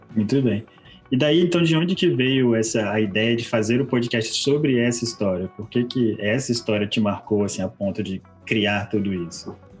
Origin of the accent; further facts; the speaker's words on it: Espírito Santo, Brazil; nós somos o Espírito Santo